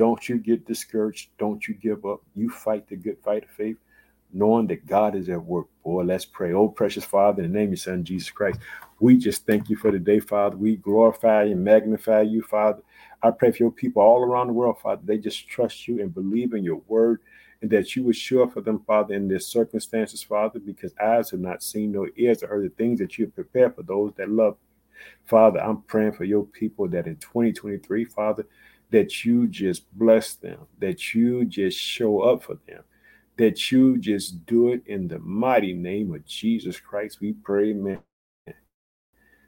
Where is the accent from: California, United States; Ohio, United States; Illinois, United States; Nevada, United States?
Illinois, United States; Chicago